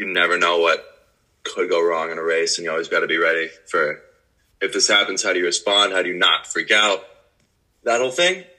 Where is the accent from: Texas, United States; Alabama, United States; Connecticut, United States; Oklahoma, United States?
Oklahoma, United States; Tulsa; moved away as an adult; now in Michigan, United States; I'm from Tulsa, Oklahoma, and swimming here in Michigan going into my senior year